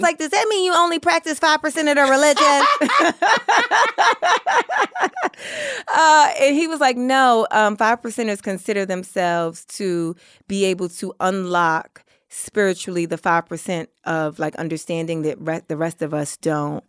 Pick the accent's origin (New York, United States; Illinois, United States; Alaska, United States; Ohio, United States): New York, United States; I grew up in Harlem.